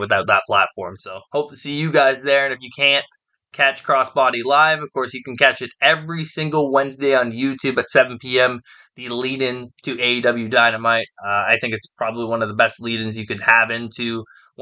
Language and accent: English; Hamilton, Ontario, Canada; it's in my hometown